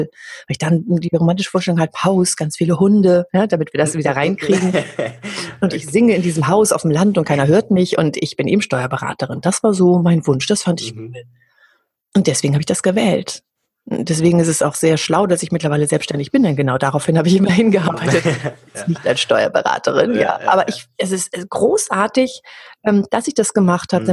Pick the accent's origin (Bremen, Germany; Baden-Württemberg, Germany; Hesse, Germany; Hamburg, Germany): Hamburg, Germany; Ich komme ja aus Hamburg.